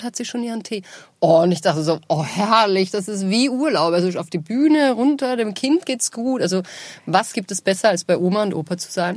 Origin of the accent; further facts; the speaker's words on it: Linz, Upper Austria, Austria; now in Vienna, Austria; in Linz bei uns zu Hause, wo ich aufgewachsen bin